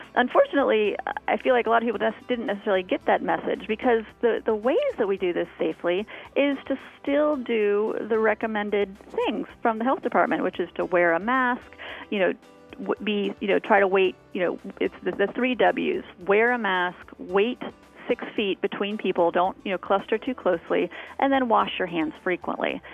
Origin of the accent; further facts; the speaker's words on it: Florida, United States; moved away; I grew up in Florida